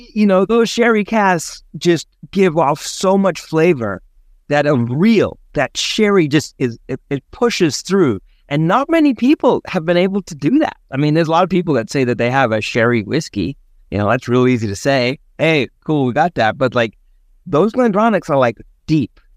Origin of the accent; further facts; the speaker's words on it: South Africa; I grew up in South Africa